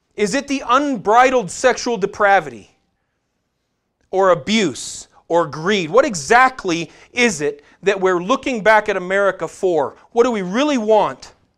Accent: United States; we as American Christians

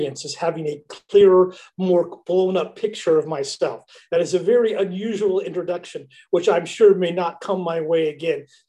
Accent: Kansas, United States; born or raised there; also born or lived in Alabama; now in Berlin, Germany

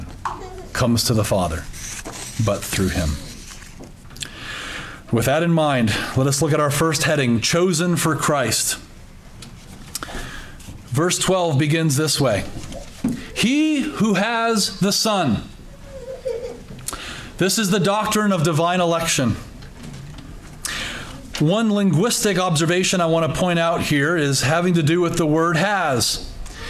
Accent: United States; for us as Americans or Westerners

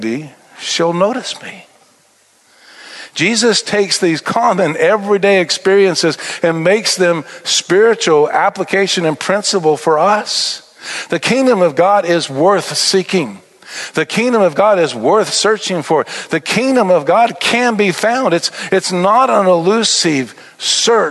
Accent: Albuquerque, New Mexico, United States; born or raised there

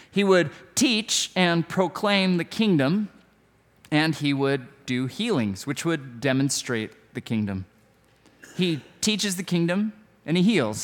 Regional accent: United States; I'm an American

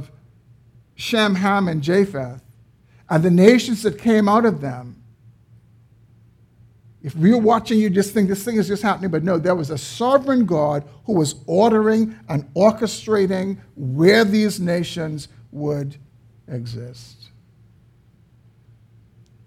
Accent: Bahamas; we were born in the Bahamas

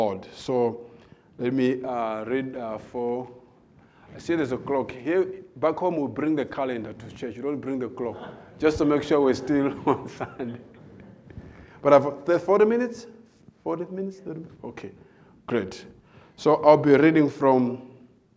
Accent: Malawi; moved away as an adult; also born or lived in South Africa; I was born in Malawi

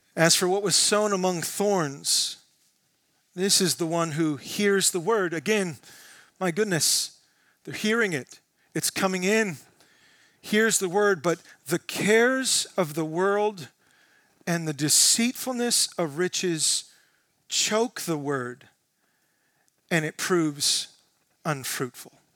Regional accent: United States; as American Christians

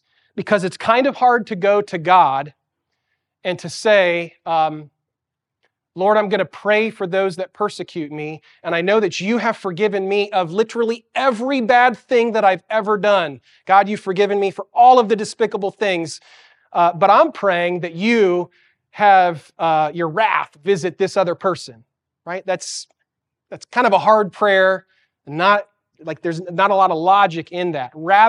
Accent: Santiago, Santiago Metropolitan Region, Chile; moved away; As a kid, I grew up in Chile, South America, in Santiago. And the city of Santiago is a really big city.

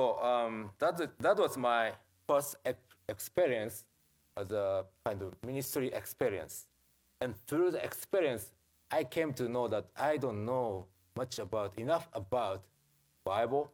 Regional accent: Japan; English is a second language; also born or lived in Jackson, Mississippi; I came from Japan

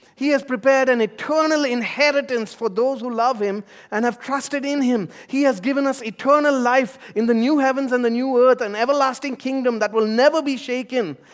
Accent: India; moved away; my home country of India

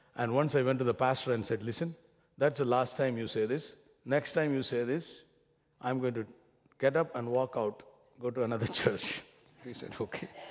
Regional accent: Kerala, India; accent: heavy Indian; moved away; I come from Kerala, which is about three days of travel in a train

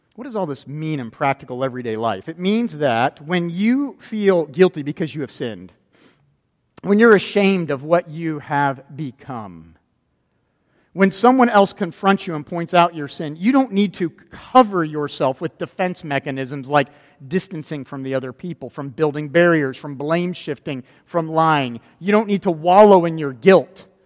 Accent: Florida, United States; growing up in Florida, I've been to Disney World a lot of times

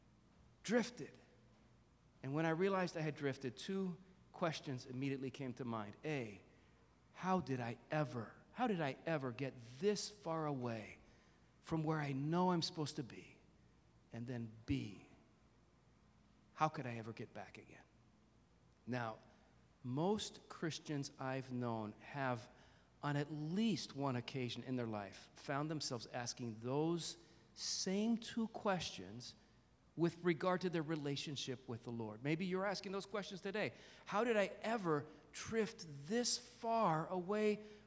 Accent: Jersey Shore, New Jersey, United States; I grew up near the Jersey Shore, so I went to the beach a lot when I was a kid

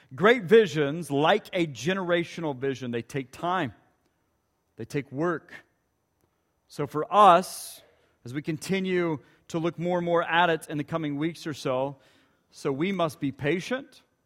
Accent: Ponca City, Oklahoma, United States; moved away; just north of Ponca City, where my hometown is

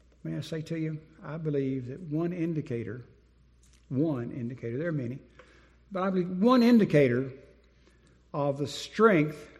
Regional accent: Winston-Salem, North Carolina, United States; moved away as an adult; also born or lived in Dallas, Texas; now in Wake County, North Carolina, United States; I grew up in Winston-Salem, went to college there

